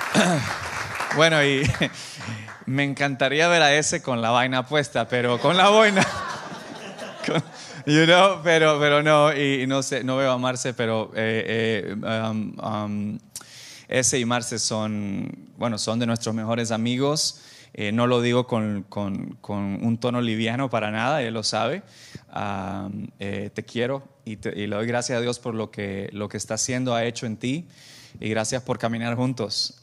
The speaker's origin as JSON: {"language": "Spanish", "country": "El Salvador", "also_born_or_lived": "Santa Ana, El Salvador", "moved": "yes", "said": "yo tengo 38 años, soy salvadoreño"}